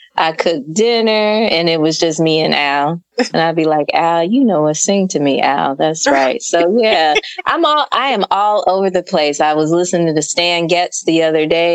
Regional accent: the South, United States; now in St. Louis, United States; we're from the South

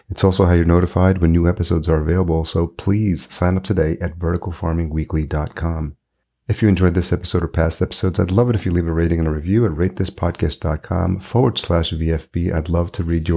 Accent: Yonkers, New York, United States; now in Minneapolis, United States; home is Minneapolis now, but I grew up in Yonkers

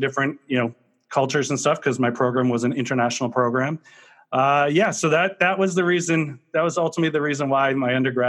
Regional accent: Marlborough, Massachusetts, United States; So I am a New Englander through and through. I was born and raised in Marlborough, Mass, about a half an hour outside of Boston.

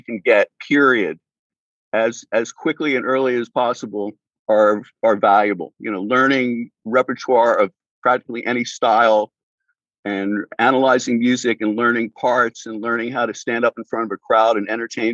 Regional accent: Philadelphia, Pennsylvania, United States; moved away as an adult; also born or lived in Boston; I grew up in Philly

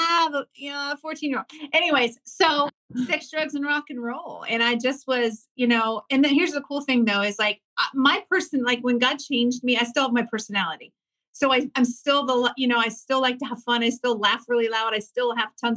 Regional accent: Ohio, United States; I grew up in a really small farm town. I'm from the Midwest, Ohio

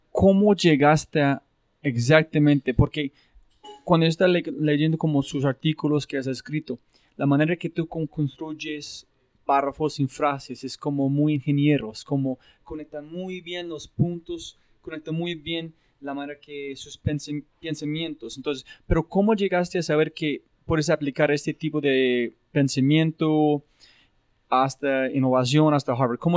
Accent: Chile

